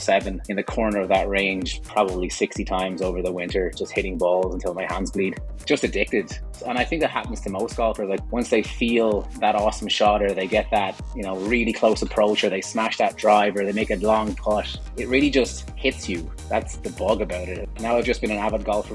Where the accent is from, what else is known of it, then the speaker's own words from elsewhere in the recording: Ireland; moved away as an adult; also born or lived in Vietnam; now in Calgary, Canada; I'm Irish originally, for my sins